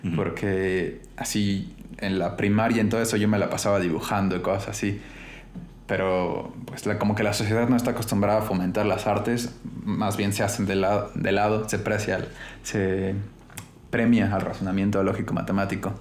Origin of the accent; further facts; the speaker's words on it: Mexico City, Mexico; also born or lived in Holbox, Mexico / Santiago, Chile / Innsbruck, Austria; soy de Ciudad de México, la mayoría de mi vida la he vivido aquí, pero he vivido en otros momentos también en Holbox, en la playa, he vivido en Chile, ahí en Santiago y viví en Austria, en Innsbruck